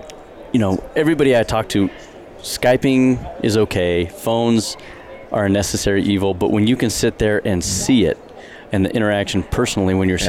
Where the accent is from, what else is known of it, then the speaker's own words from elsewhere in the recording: Colorado, United States; moved away as an adult; now in Bozeman, United States; I was born and raised in Colorado.